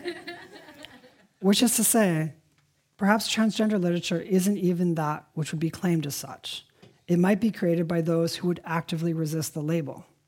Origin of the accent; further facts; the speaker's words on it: Evanston, Illinois, United States; I was born in Evanston, the sister suburb to Oak Park